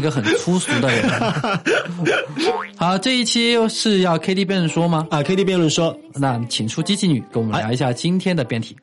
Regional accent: Leshan, Sichuan, China; 我的老家乐山就这么说话

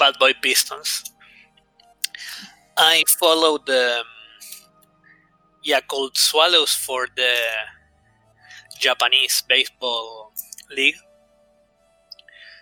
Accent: Buenos Aires, Argentina; my hometown in Buenos Aires.

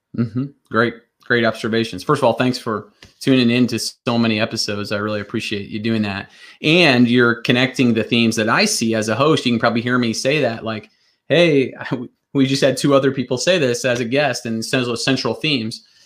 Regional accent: Northwest Iowa, United States; I grew up in Northwest Iowa to blue collar family

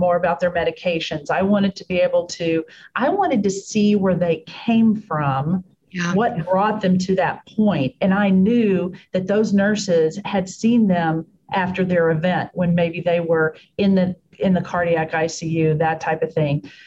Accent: Texas, United States; now in Pittsburgh, United States; Born and raised in Texas.

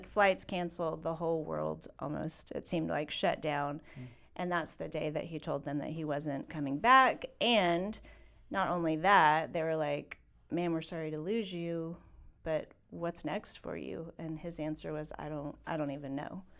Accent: Atlanta, Georgia, United States; moved away; my hometown, really, of Atlanta

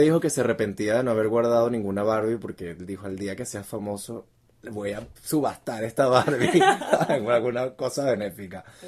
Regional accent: Venezuela; como buen venezolano

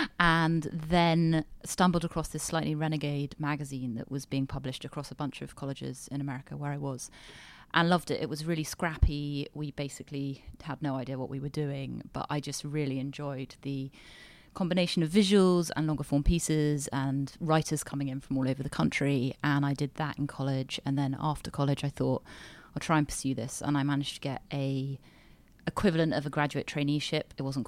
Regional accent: United Kingdom; also born or lived in United States; I am British

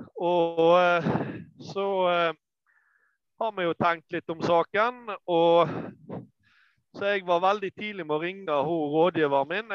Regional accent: Norway; moved away as an adult; now in Lesja, Norway; vi hadde båsfjøs hjemme på Manger

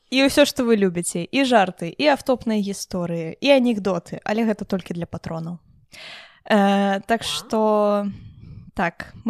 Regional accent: Belarus; я беларуска я люблю холод

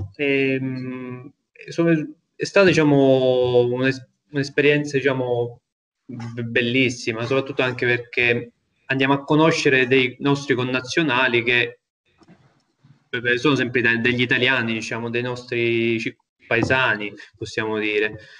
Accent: Sicily, Italy; sono un siciliano, ma sto molto all'estero

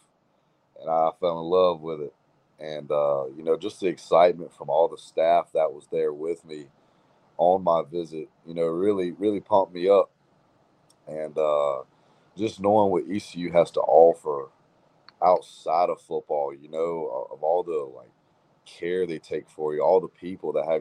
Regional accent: Greenville, North Carolina, United States; that's my hometown, well, closely

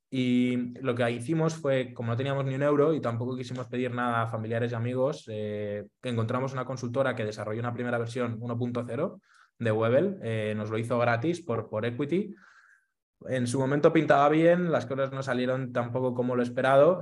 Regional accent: Madrid, Community of Madrid, Spain; Soy de Madrid, eh, nací aquí en, España

